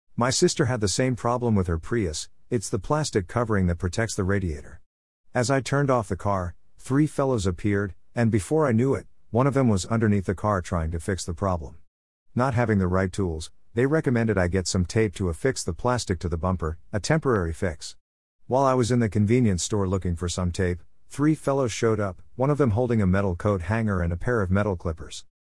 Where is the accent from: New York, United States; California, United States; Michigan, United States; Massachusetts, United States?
Michigan, United States; Grosse Pointe; now in Radford, United States; my hometown in Michigan, Grosse Pointe